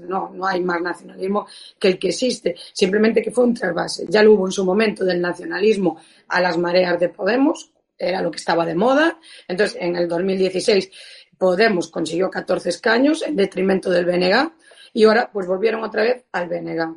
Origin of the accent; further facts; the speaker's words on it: Galicia, Spain; como gallega como española